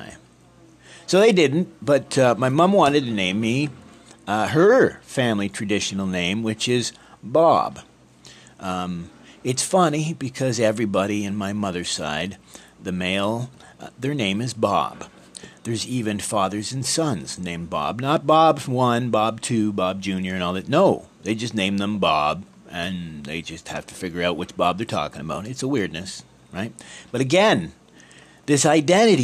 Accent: northern Ontario, Canada; I grew up in northern Ontario in Canada. I grew up speaking as much French as English as a kid because of the town I was

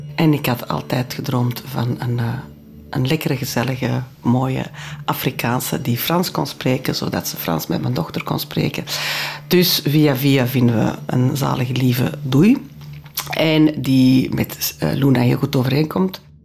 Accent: Antwerp, Flanders, Belgium; first language French; Dutch is a second language; ik ben geboren in Antwerpen, mijn ouders zijn van Antwerpen, mijn grootouders zijn van Antwerpen

